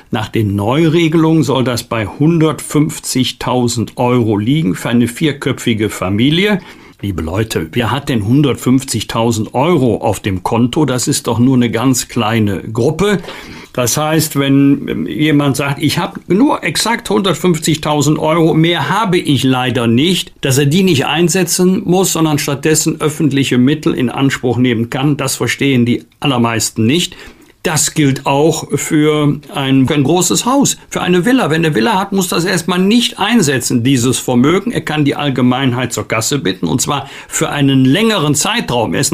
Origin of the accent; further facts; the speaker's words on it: Germany; wir als Deutsche und Europäer